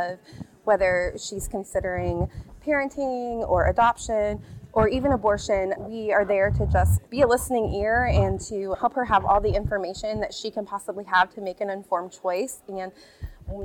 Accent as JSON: {"language": "English", "town": "Kokomo", "region": "Indiana", "country": "United States", "tie": "born or raised there", "said": "I grew up right here in Kokomo, Indiana"}